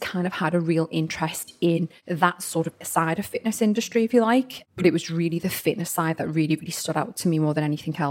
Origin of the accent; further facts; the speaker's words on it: Liverpool, North West England, United Kingdom; moved away as an adult; now in Southport, United Kingdom; I was born and bred in Liverpool